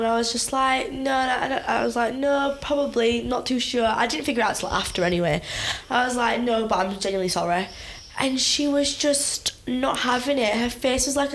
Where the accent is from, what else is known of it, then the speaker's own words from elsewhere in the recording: Huddersfield, Yorkshire and the Humber, United Kingdom; I'm from Huddersfield